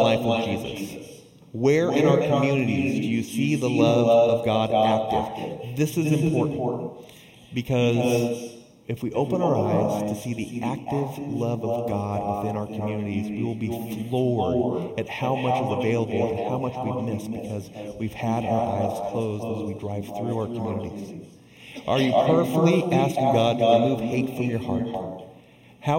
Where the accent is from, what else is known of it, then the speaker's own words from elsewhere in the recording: Southern California, United States; growing up in Southern California